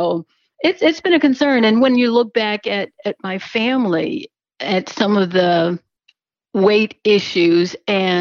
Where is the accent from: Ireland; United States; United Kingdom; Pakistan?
United States; Jackson, Tennessee; I'm from Tennessee, Jackson, Tennessee, right between Memphis and Nashville.